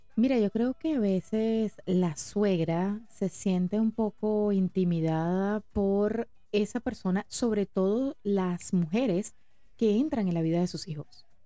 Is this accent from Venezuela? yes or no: yes; Venezuela; somos venezolanos